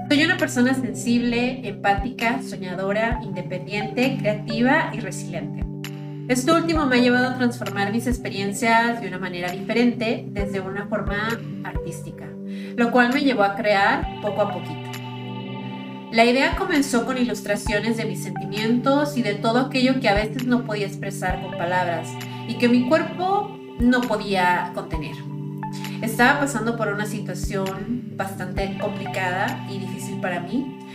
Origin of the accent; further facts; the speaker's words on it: Mexico; soy mexicana